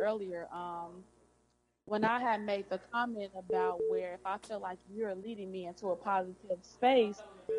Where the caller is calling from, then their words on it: Chicago, Illinois, United States; from Chicago.